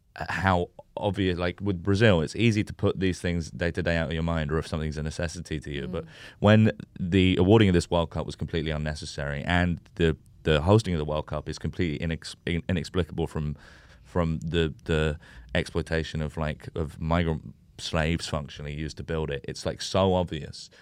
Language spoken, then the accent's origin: English; United Kingdom; a white British guy who, who was born and raised in Britain